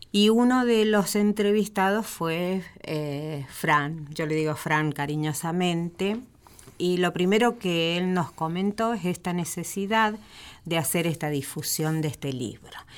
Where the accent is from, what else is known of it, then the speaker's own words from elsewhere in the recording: Buenos Aires, Argentina; En nuestra ciudad de Buenos Aires